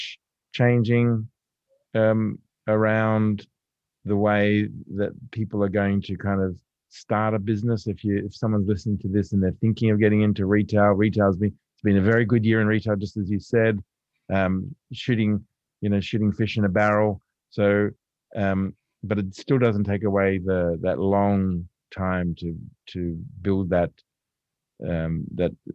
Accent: Lane Cove, New South Wales, Australia; I grew up in Lancôve

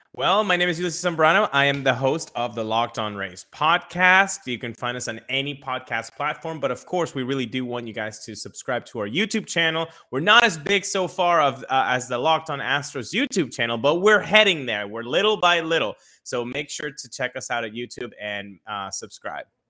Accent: Venezuela; moved away; I was born in Venezuela, grew up in Venezuela

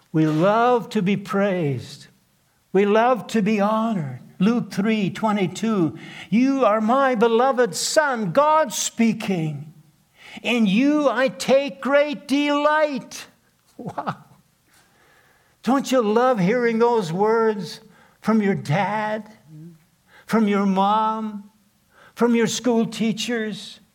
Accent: southeastern Manitoba, Canada; first language Plautdietsch (Low German); English is a second language; I couldn't speak a word of English when I was first grade. Born in a log cabin in southeastern Manitoba

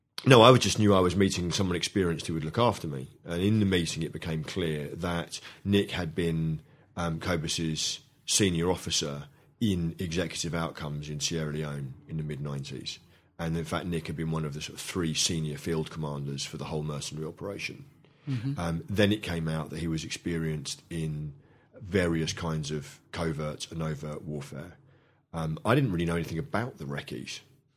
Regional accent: London, United Kingdom; Initially, when I was brought up in London in the 70s, you know, the default position, both at home and at school

